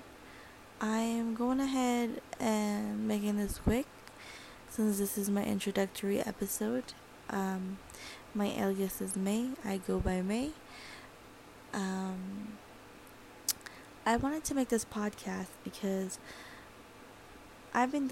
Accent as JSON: {"language": "English", "region": "California", "country": "United States", "said": "I'm from California"}